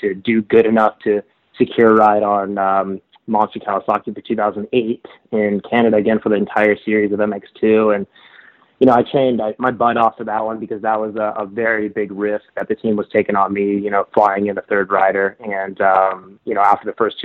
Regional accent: Washington, District of Columbia, United States; growing up in Washington, D.C.

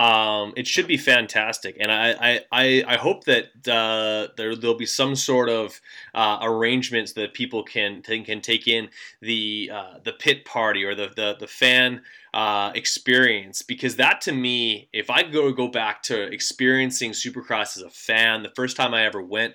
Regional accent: Canada; as a Canadian

